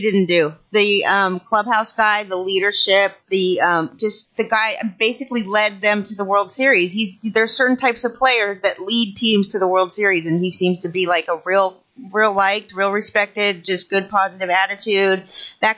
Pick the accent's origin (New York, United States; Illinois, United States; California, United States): California, United States; Southern; I was born in Southern California